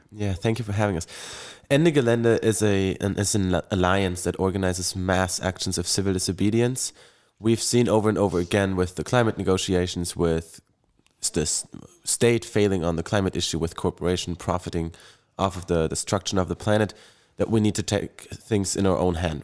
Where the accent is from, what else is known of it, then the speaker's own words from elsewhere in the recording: Bonn, North Rhine-Westphalia, Germany; I come from Bonn, Germany, uh, in Western Germany